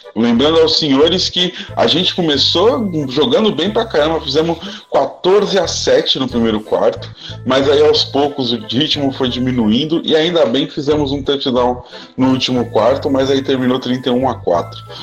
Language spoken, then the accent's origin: Portuguese; Brazil; Nós somos brasileiros